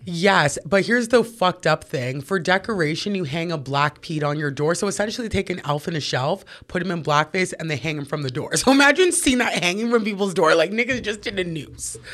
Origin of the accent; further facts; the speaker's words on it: Toronto, Ontario, Canada; Born and raised, I grew up in Parkdale.